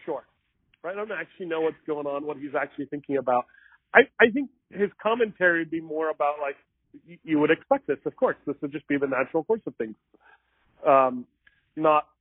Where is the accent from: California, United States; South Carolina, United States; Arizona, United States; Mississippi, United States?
Arizona, United States; Mesa; I grew up in Mesa